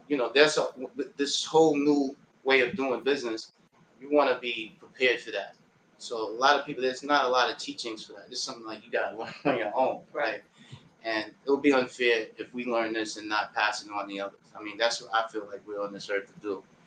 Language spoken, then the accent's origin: English; New York City, New York, United States; also born or lived in Harlem; I'm from Queens